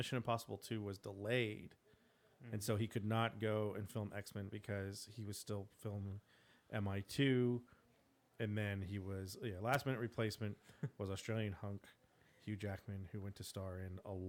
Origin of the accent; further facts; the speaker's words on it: Ireland; with that bad Irish accent. I'm Irish.